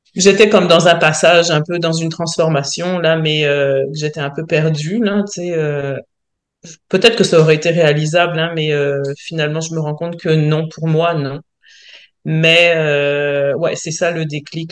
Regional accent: France; accent: French; moved away as an adult; now in Quebec, Canada; je suis française, j'imagine que les gens l'auront peut-être entendu à mon accent, mais euh, ça fait donc 22 ans que je vis en France.

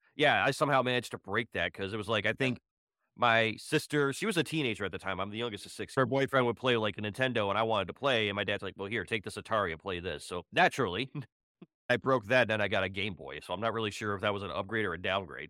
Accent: Cleveland, Ohio, United States; moved away as an adult; now in Houston, United States; I'm from Ohio, Cleveland, Ohio

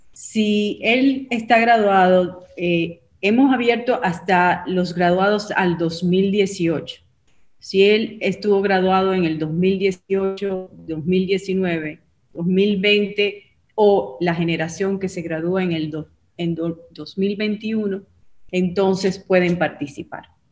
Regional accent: Dominican Republic; now in United States; Soy dominicana, pero he estado viviendo en, en, los Estados Unidos por los últimos 35 años

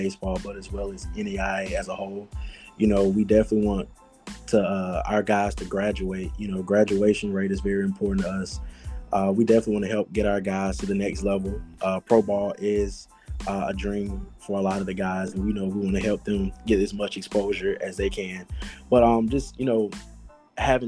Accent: Montgomery, Alabama, United States; moved away as an adult; now in South Carolina, United States; I was born and raised in Montgomery, Alabama

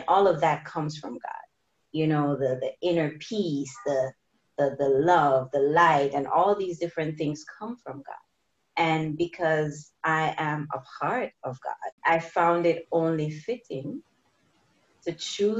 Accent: Jamaica; growing up in Jamaica

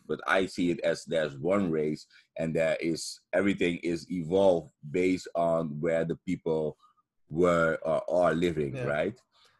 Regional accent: Netherlands; I grew up in the Netherlands, and I am not a big, tall, a huge black American guy.

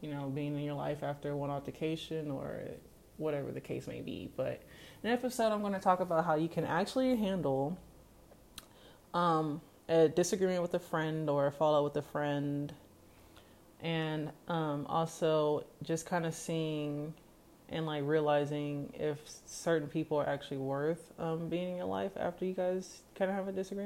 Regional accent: Kansas, United States; I'm from Kansas

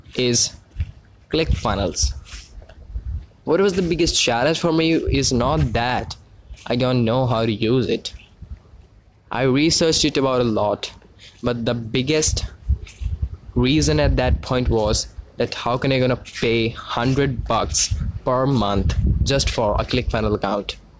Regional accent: India; I'm actually from India

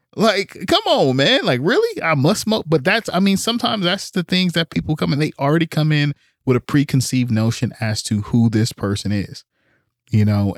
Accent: Oakland, California, United States; I grew up in Oakland

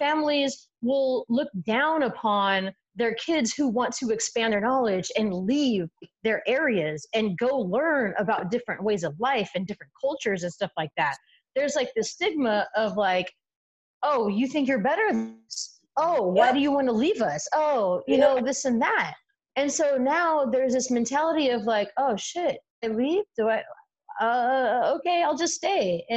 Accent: San Diego, California, United States; I grew up in San Diego, but I also grew up in different neighborhoods

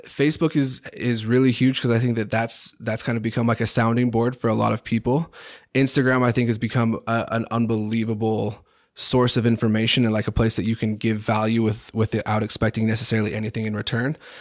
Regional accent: Highland, Utah, United States; I grew up in Highland

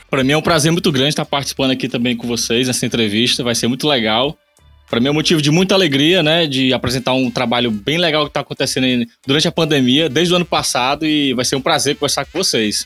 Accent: Eusébio, Ceará, Brazil; sou aqui do Ceará, Eusébio, cidade de Eusébio

